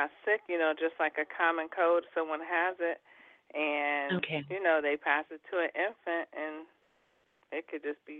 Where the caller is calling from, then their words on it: Columbus, Ohio, United States; I'm calling from Columbus, Ohio.